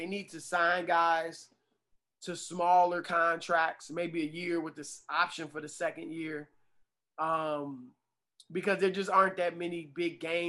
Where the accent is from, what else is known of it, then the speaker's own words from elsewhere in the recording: Midwest, United States; also born or lived in the South; now in New York, United States; I didn't grow up in New York. I'm from the Midwest, man. I moved around a lot as a kid. I was born in the South, raised in the Midwest.